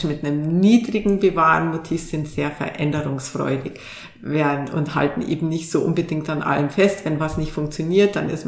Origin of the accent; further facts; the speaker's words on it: Bavaria, Germany; Also ich komme selber aus Bayern und ähm, da bewahrt man sehr denn die Trachtenvereine zum Beispiel und die Tracht, die ja eine ganz alte Tradition hat